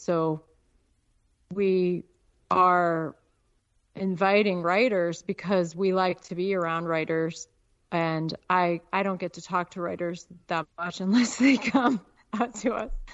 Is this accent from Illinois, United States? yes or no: yes; Peoria, Illinois, United States; moved away as an adult; also born or lived in Chicago, Illinois / Alaska; now in Nevada, United States; I was born in Chicago. I grew up in Peoria, and uh, then I went to college on the East Coast